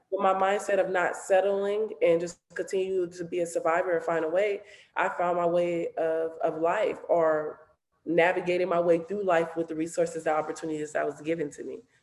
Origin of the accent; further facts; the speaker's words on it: Los Angeles, California, United States; I grew up